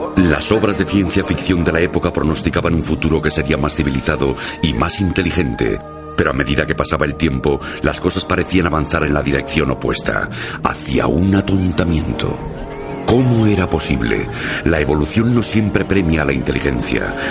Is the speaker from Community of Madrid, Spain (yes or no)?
no; Benidorm, Valencian Community, Spain; moved away; yo soy de Benidorm, aunque actualmente no vivo ahí, y en mis 28 años de existencia